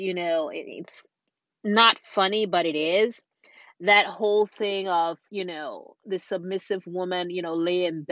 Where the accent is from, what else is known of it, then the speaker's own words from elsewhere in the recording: Nigeria; growing up in Nigeria as a young girl